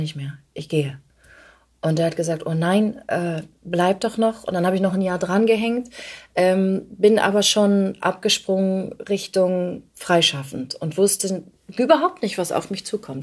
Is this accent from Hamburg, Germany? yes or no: yes; Hamburg, Germany; moved away as an adult; also born or lived in Ulm; now in Berlin, Germany; ich komme aus Hamburg